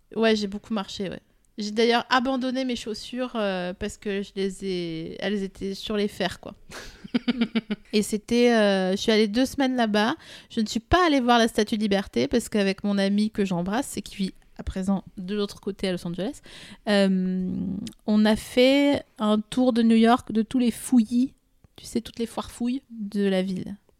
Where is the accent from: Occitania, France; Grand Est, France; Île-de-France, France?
Grand Est, France; Vosges; je viens des Vosges